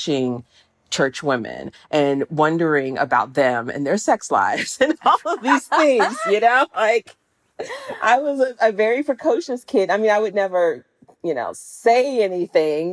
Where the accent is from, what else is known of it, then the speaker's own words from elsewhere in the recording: Jacksonville, Florida, United States; now in Pittsburgh, United States; I was living here in Pittsburgh, where I'm not from here. I'm from the South. And I think I call it nostalgia, not homesickness, because I didn't necessarily miss Jacksonville